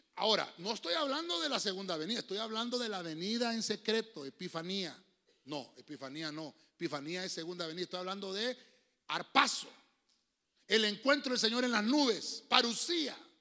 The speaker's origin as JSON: {"language": "Spanish", "country": "Honduras", "tie": "born or raised there", "said": "nací en Honduras"}